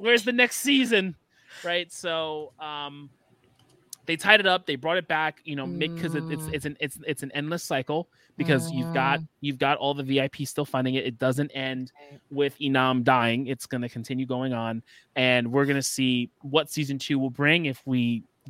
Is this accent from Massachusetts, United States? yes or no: no; New York City, New York, United States; we're all from the Bronx